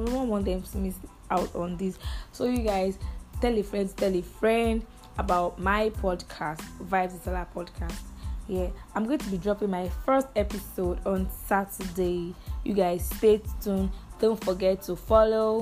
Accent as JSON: {"language": "English", "town": "Badagry", "region": "Lagos", "country": "Nigeria", "said": "I hail from Badagry, Lagos State. Yup. I'm a proud Lagosian"}